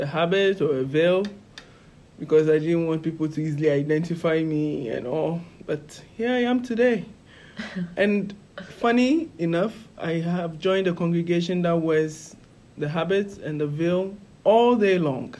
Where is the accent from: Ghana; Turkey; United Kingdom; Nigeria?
Ghana; moved away as an adult; now in Scranton, United States; I'm from Ghana, West Africa